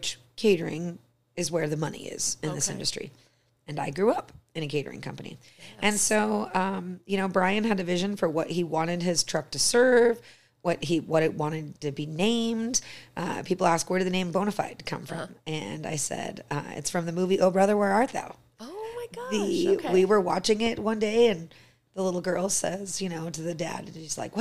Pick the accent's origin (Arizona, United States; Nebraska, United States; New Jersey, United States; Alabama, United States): Arizona, United States; now in Sheridan, United States; me growing up in Arizona